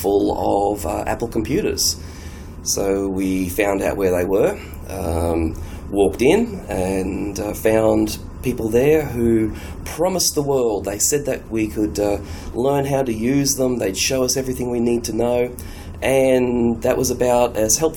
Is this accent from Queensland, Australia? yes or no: no; Sydney, New South Wales, Australia; I'm from Sydney, Australia.